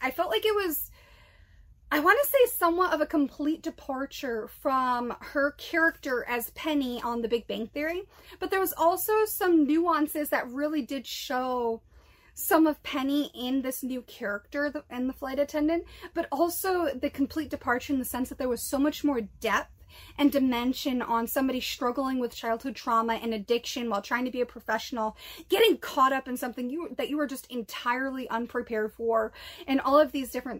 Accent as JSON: {"language": "English", "region": "East Coast", "country": "United States", "tie": "born or raised there", "said": "I am born and raised on the East Coast. I spent a lot of time in Rhode Island."}